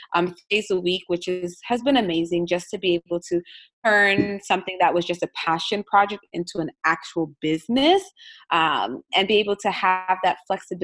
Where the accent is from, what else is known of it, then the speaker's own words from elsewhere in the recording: South Florida, United States; also born or lived in New York / Washington, D.C. / Oakland / West Virginia; I was born in New York, but I grew up in South Florida